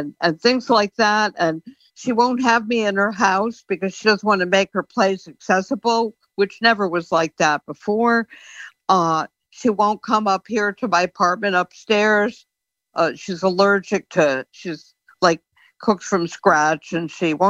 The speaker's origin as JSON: {"language": "English", "region": "Connecticut", "country": "United States", "also_born_or_lived": "Florida", "moved": "yes", "lives_now": "Massachusetts, United States", "said": "So I'm in Massachusetts. I'm originally from Connecticut"}